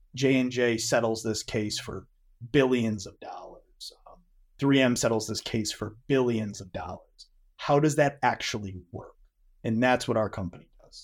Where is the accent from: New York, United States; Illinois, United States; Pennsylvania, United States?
New York, United States; Western; I'm from Western New York